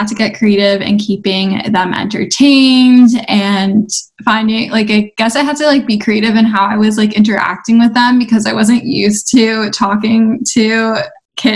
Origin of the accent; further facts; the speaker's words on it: Toronto, Ontario, Canada; I'm from Toronto, Canada.